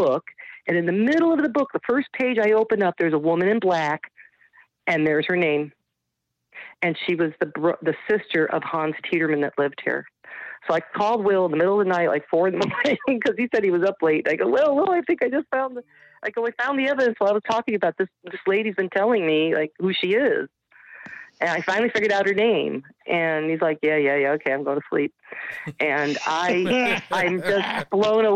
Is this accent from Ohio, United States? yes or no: yes; Parma, Ohio, United States; I was like the original ghost hunter in Ohio. Here, I'm from Parma.